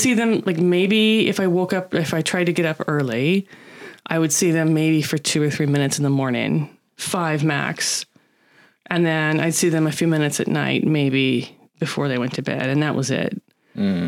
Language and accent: English; United States; now in Japan; I'm American